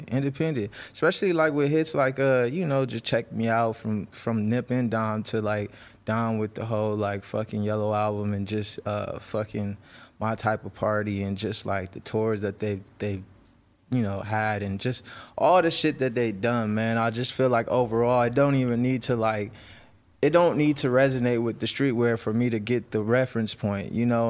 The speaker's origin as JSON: {"language": "English", "town": "Los Angeles", "region": "California", "country": "United States", "tie": "born or raised there", "said": "I'm from the Crenshaw district. I'm, like, born and raised in the Ab"}